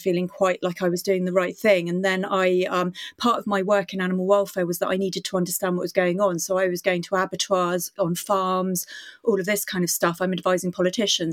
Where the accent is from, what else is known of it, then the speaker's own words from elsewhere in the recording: Indonesia; now in United Kingdom; I grew up in Indonesia